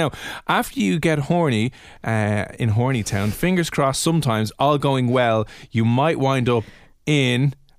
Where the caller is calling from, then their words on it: Dublin, Leinster, Ireland; We're calling from a radio station in Dublin, Ireland